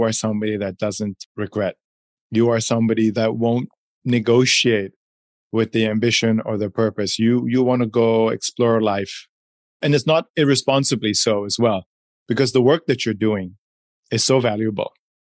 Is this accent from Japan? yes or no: no; Hong Kong; also born or lived in Switzerland / United States / Chile / Poland; growing up in Hong Kong high school and Switzerland college in the States, lived and worked in Chile, Poland, Czech Republic, China, India, Dubai.